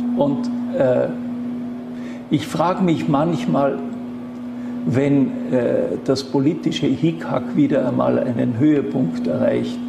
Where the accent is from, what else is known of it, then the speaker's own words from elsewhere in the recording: Schruns, Vorarlberg, Austria; Ich bin in Schons aufgewachsen